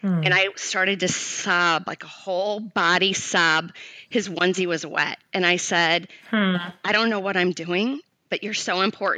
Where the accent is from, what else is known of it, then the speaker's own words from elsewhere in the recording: St. Louis, Missouri, United States; moved away as an adult; now in Los Angeles, United States; I grew up in St. Louis, Missouri, and when I was 25, I moved to Los Angeles.